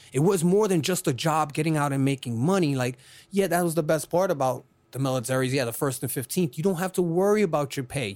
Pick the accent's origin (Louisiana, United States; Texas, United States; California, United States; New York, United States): New York, United States; New York City; now in Florida, United States; I'm originally from Brooklyn, New York